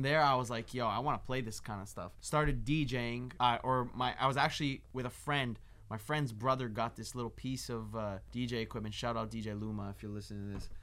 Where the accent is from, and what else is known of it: Toronto, Ontario, Canada; now in Los Angeles, United States